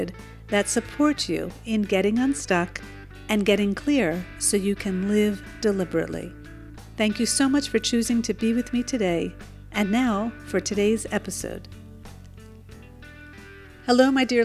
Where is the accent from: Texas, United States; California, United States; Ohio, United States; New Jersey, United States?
New Jersey, United States; now in Israel; I am originally from New Jersey